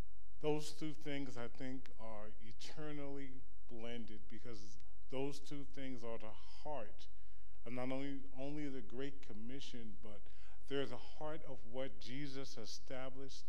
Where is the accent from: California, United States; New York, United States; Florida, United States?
New York, United States; moved away as an adult; now in Kansas, United States; I'm a New Yorker